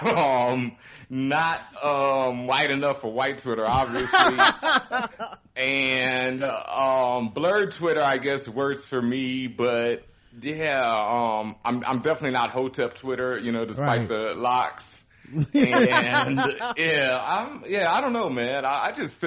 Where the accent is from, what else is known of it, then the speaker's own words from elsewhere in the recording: Houston, Texas, United States; I grew up in Third Ward, Houston, Texas